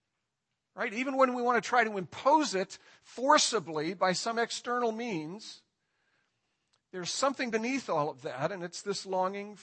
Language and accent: English; Ireland; I'm Irish